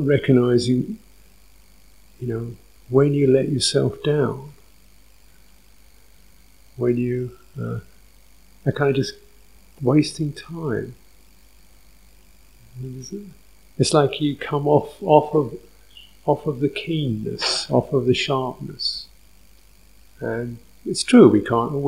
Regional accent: London, United Kingdom; I was born in North London, little sort of dumpy place in North London, going to a dumpy little junior school, kicking around the playground

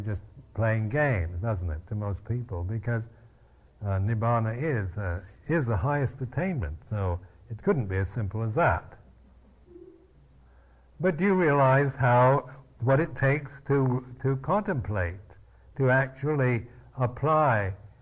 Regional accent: Seattle, Washington, United States; I was born in Seattle, Washington

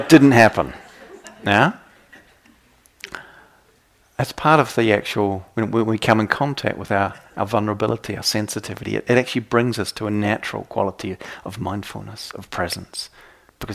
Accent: New Zealand; I come from New Zealand

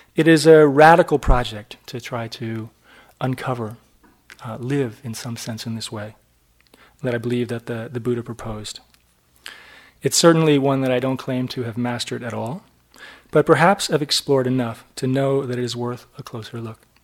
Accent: New Hampshire, United States; I was brought up in New Hampshire in a little town

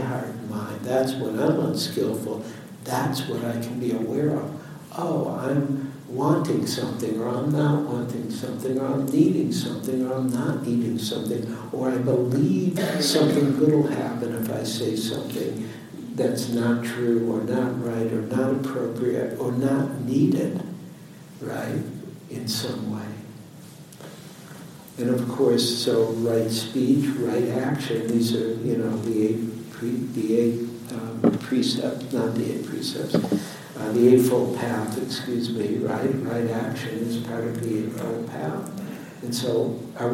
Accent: Detroit, Michigan, United States; now in San Francisco, United States; I was born in Detroit, raised in Detroit

